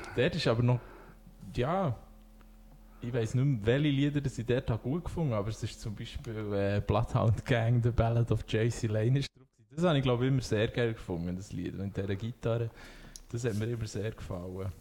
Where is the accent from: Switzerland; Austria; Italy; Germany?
Switzerland; Thun, Bern; bin aus Thun